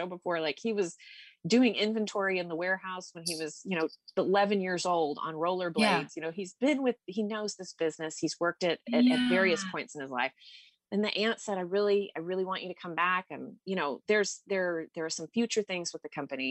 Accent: Texas, United States; moved away as an adult; also born or lived in Austin, Texas / Seattle; now in Petaluma, United States; my hometown or Austin, where I lived the majority of my time in Texas

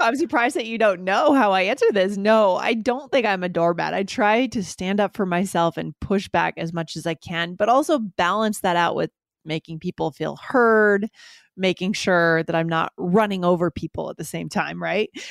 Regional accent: United States; we're both coming from American culture

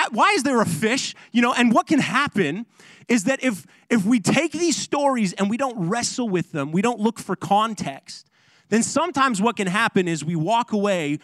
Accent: Ontario, Canada; moved away; I'm from Ontario

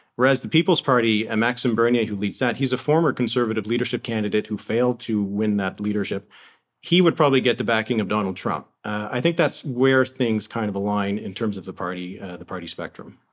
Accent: Canada

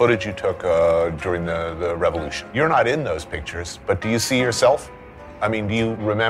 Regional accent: New Jersey, United States; I grew up in New Jersey.

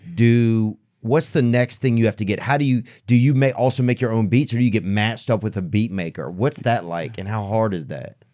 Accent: outside of New Orleans, Louisiana, United States; I grew up in New Orleans, so, or outside of New Orleans

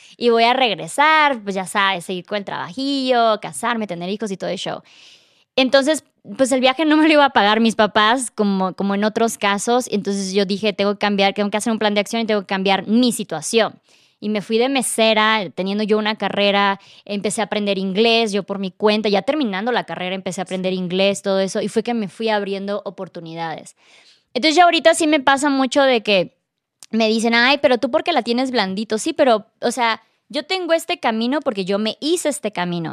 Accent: Tuxtla Gutiérrez, Chiapas, Mexico; moved away; Yo, no, Tuxla

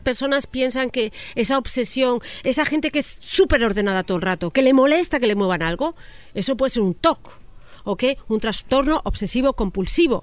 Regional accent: Spain; now in Mexico; yo me considero mexiñola, o sea, saliendo del closet, yo ya cuando llego a España

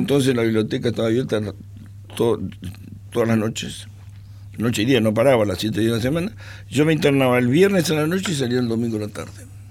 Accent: Argentina; no soy argentino

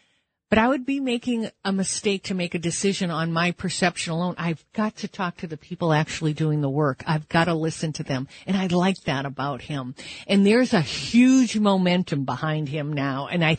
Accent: New Hampshire, United States; I'm from New Hampshire. I live in New Hampshire. I absolutely love this state.

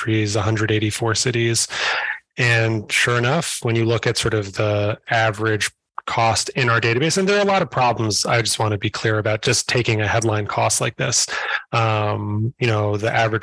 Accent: New York City, New York, United States; I'm a New Yorker

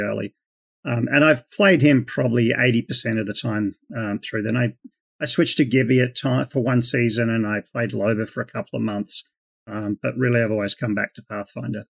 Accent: Queensland, Australia; moved away as an adult; now in Las Vegas, United States; So I'm originally from, um, Queensland in Australia. Uh, grew up in the Australian outback, um, and I moved over to the United States about twenty years ago.

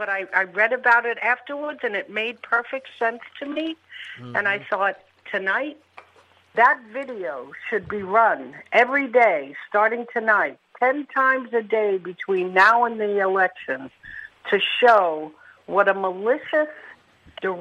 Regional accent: New York City, New York, United States; I'm actually originally from New York.

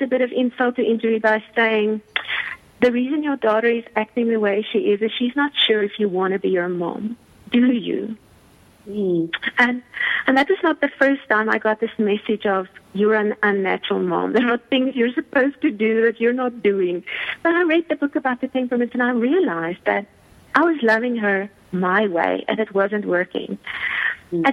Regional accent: South Africa; I've been born and raised in South Africa

